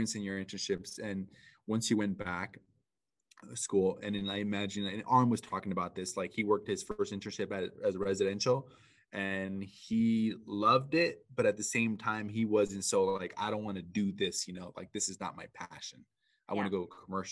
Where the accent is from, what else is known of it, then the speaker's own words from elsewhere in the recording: Orange County, California, United States; I'm actually from Orange County